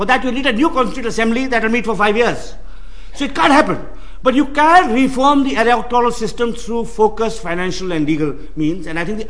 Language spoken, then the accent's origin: English; Bangalore, Karnataka, India; When the great film star Rajkumar died in my hometown of Bangalore, the northern and western parts of the city, which are depressed, saw young men out in the streets.